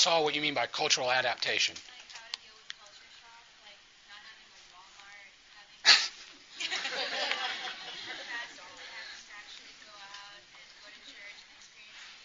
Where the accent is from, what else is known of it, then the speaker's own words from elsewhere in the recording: New Orleans, Louisiana, United States; New Orleans, that's my hometown